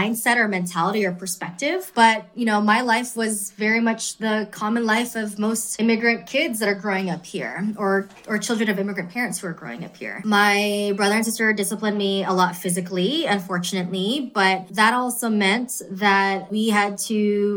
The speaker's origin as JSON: {"language": "English", "region": "California", "country": "United States", "tie": "born or raised there", "also_born_or_lived": "Queens, New York"}